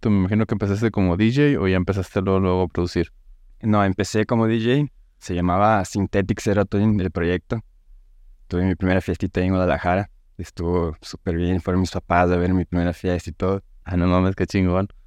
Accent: São Paulo, Brazil; now in Mexico; soy de Brasil, de São Paulo. Eh, vivo aquí en México desde 2013. Me vine la primera vez para acá con mi familia y todo.

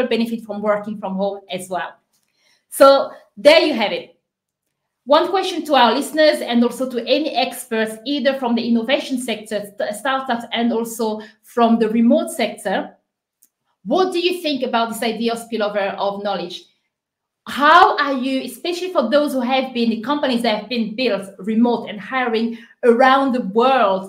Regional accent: Cambridge, East of England, United Kingdom; I'm from Cambridge

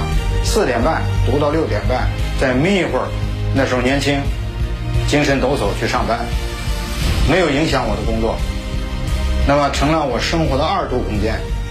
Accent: Kaifeng, Henan, China; 我的家乡是开封，我的母校是河大

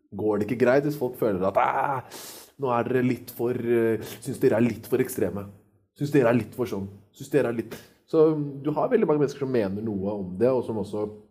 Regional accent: Norway; Jeg er født og oppvokst i Norge

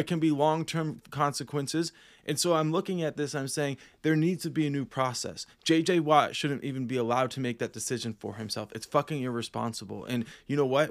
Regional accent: Northeastern Pennsylvania, United States; being Northeastern Pennsylvanians

